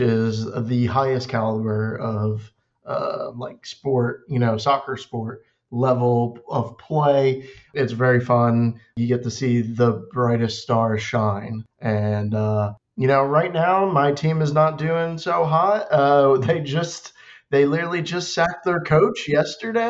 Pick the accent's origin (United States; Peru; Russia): United States; Philadelphia, Pennsylvania; I'm from the Philadelphia area.